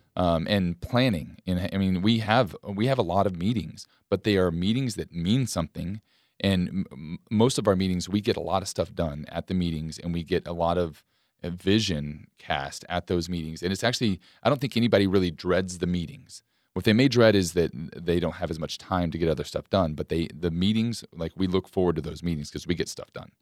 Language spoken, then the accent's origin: English; Lewisville, Texas, United States; moved away as an adult; now in Bryan-College Station, United States; I went to Louisville, Texas, back to my hometown